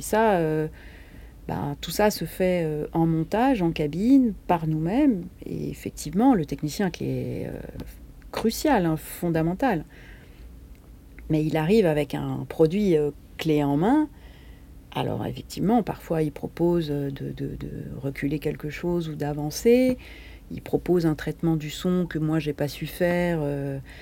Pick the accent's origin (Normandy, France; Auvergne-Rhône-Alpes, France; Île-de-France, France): Île-de-France, France; Paris; je suis parisienne